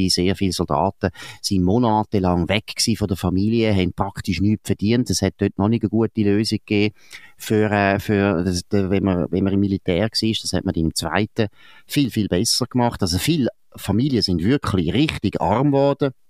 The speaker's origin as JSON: {"language": "German", "region": "St. Gallen", "country": "Switzerland", "said": "wir kommen aus St. Gallen eigentlich, wir sind gar nicht aus Margau"}